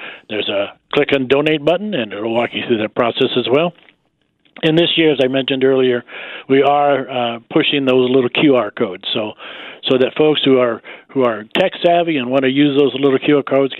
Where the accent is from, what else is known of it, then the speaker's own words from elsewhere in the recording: Joliet, Illinois, United States; moved away as an adult; now in Wichita, United States; home is really outside of Chicagoland in Joliet, Illinois, is where home is. But obviously at 42 years, I left there a long time ago and haven't been back very much